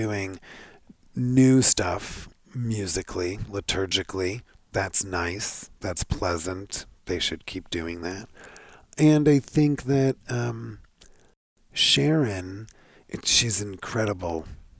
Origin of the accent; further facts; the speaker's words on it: Canada; No, I'm Canadian.